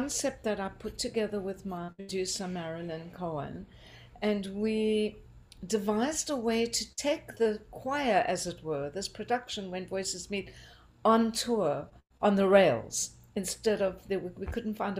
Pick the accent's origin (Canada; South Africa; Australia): South Africa; Port Elizabeth, Eastern Cape; moved away as an adult; also born or lived in Durban, South Africa; now in Philadelphia, United States; My hometown, as you mentioned, is Port Elizabeth